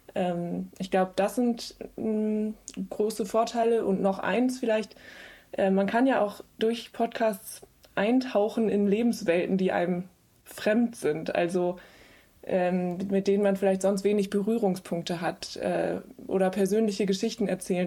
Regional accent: West Germany, Germany; wir sind alle aus dem Westen. Also alle äh, vier oder fünf Leute, die dann in diesem Team äh, zusammensaßen, ähm, kamen irgendwie aus Westdeutschland

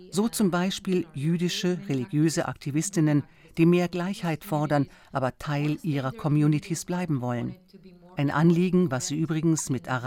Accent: Eilat, Southern District, Israel; Ich bin in Elat aufgewachsen, an der südlichsten Spitze Israels, also in der entferntesten Peripherie. Dadurch habe ich gelernt, was es heißt, abseits vom Zentrum zu leben. Meine Mutter stammt aus einer Familie von Holocaust-Überlebenden aus Polen. Mein Vater wurde in Indien geboren.

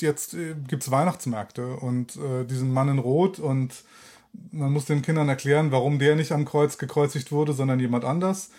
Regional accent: Germany; moved away as an adult; now in Israel; als Deutscher

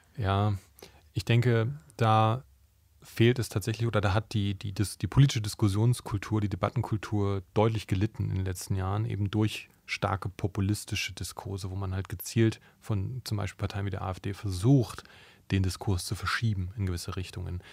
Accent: Brandenburg, Germany; Ich bin selber in Brandenburg aufgewachsen

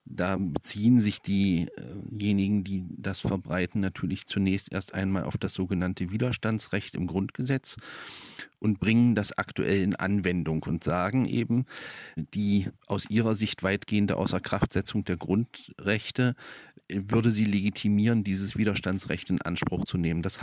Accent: Germany; Ich bin in, in der DDR aufgewachsen.

